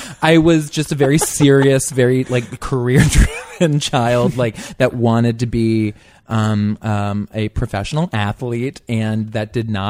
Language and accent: English; Bel Air, Maryland, United States; I grew up just north of Baltimore.